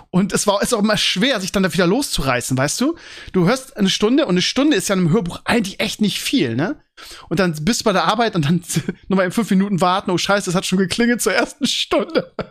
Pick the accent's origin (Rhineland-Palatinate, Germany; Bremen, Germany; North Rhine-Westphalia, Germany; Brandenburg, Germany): Bremen, Germany; oh ja, das weiß ich als Bremer und als Mavs-Fan.